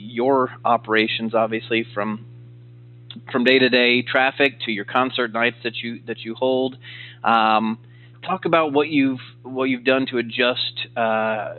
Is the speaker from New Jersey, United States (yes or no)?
no; Oklahoma, United States; growing up in Oklahoma, I idolized Coach Switzer